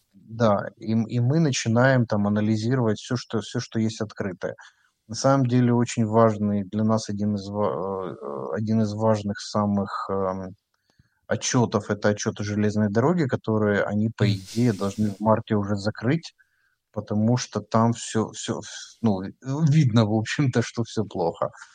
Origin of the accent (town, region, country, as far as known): Ukraine